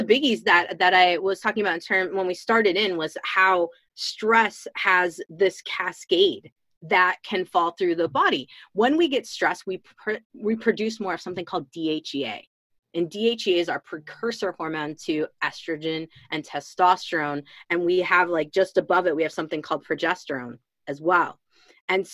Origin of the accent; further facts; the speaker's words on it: Illinois, United States; moved away as an adult; also born or lived in Chicago / Colorado / Washington State; now in Washington, United States; I'm from Illinois originally. I'm in Washington State now, but I'm from Illinois originally.